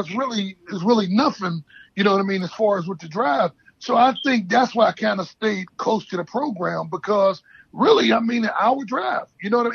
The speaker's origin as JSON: {"language": "English", "town": "Pittsburgh", "region": "Pennsylvania", "country": "United States", "said": "I'm from Pittsburgh"}